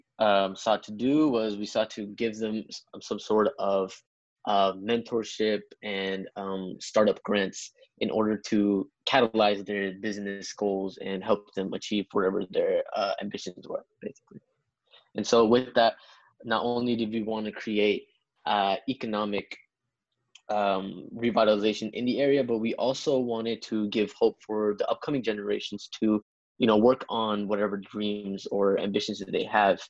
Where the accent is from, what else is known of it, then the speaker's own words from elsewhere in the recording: Pakistan; I'm from Pakistan